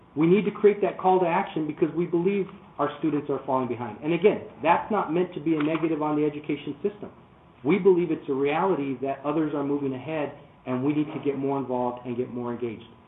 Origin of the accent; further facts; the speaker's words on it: Arizona, United States; born and raised in Arizona